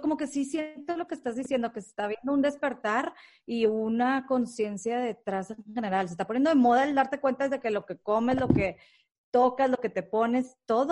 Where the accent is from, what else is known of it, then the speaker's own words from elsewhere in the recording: Mexico; como mexicanas